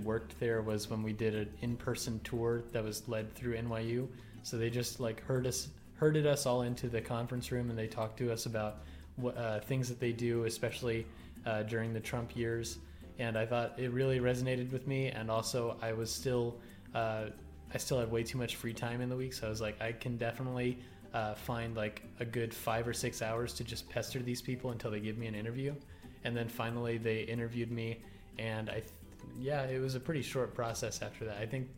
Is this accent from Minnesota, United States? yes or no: no; Southern Texas, United States; now in Washington, D.C., United States; I did not really receive a good education on growing up in Southern Texas